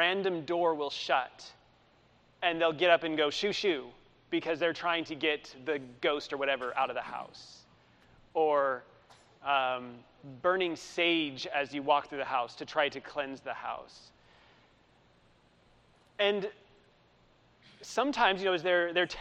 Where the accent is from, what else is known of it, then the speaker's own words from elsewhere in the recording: Utah, United States; moved away as an adult; now in Dundalk, Ireland; I grew up in Utah. I lived there from 1988 till 2005. I mean, that's my home.